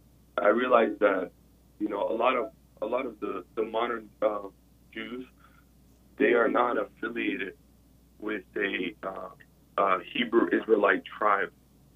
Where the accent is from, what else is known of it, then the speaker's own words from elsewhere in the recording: Boca Raton, Florida, United States; now in Macon, United States; I grew up in South Florida in the Jewish community, Boca Raton.